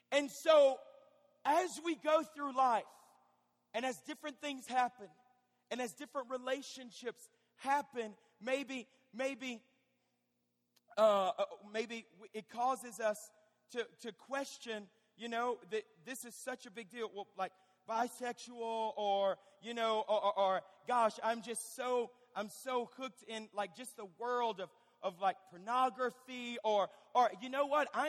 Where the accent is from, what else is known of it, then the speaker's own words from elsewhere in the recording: Fort Smith, Arkansas, United States; I'm from Fort Smith, Arkansas.